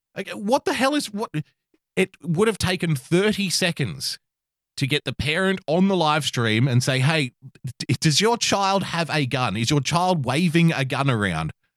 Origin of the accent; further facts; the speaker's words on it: Australia; I'm an Australian